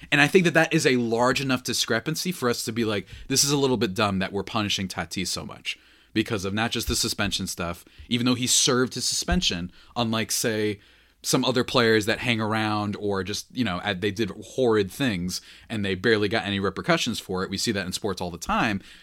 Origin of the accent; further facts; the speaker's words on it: New Jersey, United States; I'm a New Jerseyan